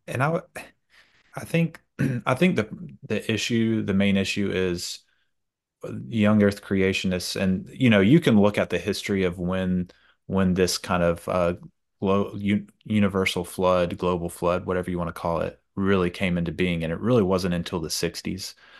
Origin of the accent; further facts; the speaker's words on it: Georgia, United States; moved away as an adult; now in Louisiana, United States; I'm originally from Georgia. I've been, I've been here for ten years now.